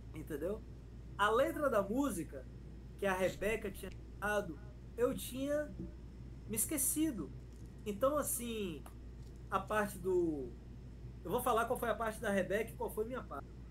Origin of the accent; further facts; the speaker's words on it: Feira de Santana, Bahia, Brazil; moved away as an adult; also born or lived in Chile; eu cheguei em feira, minha terra, né? Feira, feira City